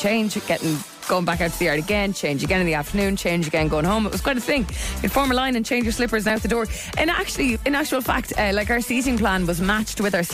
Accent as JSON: {"language": "English", "town": "Waterford", "region": "Munster", "country": "Ireland", "tie": "born or raised there", "moved": "yes", "lives_now": "Dublin, Ireland", "said": "I'm from Dublin. I did grow up in Waterford"}